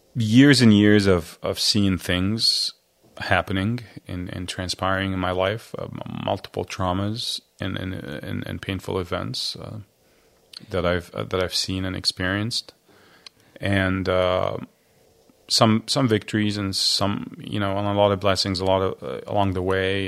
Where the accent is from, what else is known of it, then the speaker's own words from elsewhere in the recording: Cairo, Cairo Governorate, Egypt; now in United States; I was born raised Christian in Egypt